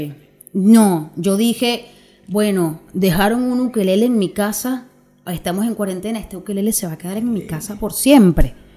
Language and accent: Spanish; Venezuela; moved away; yo desde que me vine, yo de Venezuela no sé nada más allá que mi familia